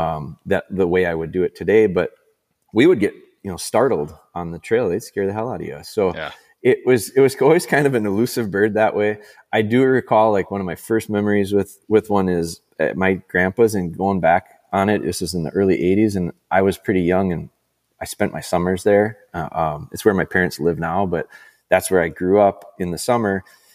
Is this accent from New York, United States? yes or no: no; Green Bay, Wisconsin, United States; also born or lived in Rhinelander; I'm from Rhinelander, which is, you know, north, I would call it northern Wisconsin, north central, but I never heard anybody call it a grouse until I came down to Green Bay. And I moved to Green Bay when I was in like fifth grade.